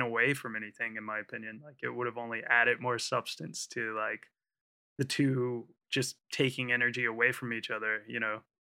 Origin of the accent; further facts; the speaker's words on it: United States; now in United Kingdom; being an American here in the U K